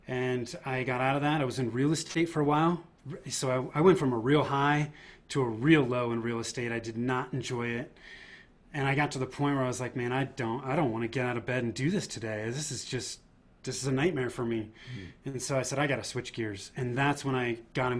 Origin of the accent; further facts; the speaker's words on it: Northern California, United States; moved away as an adult; now in Denver, United States; I was born and raised in Northern California. Now I live in the Denver, Colorado area